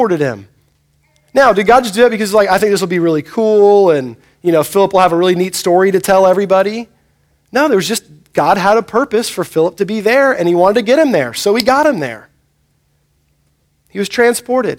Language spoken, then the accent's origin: English; United States; you and I growing up in America